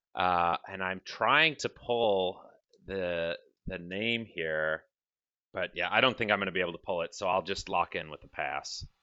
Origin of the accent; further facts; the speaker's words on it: Milwaukee, Wisconsin, United States; moved away; I'm originally from Milwaukee.